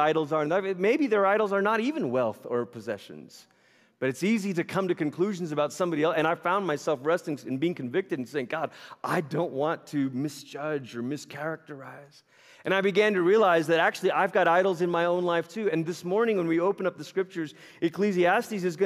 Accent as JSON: {"language": "English", "country": "Malaysia", "tie": "born or raised there", "moved": "yes", "said": "I grew up in Malaysia. It's where I'm originally from. I was born there, raised there"}